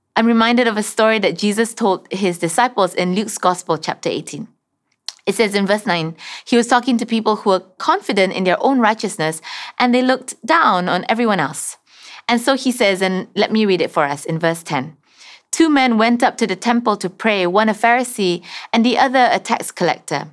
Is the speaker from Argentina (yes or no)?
no; Sarawak, Malaysia; moved away; I'm originally from Sarawak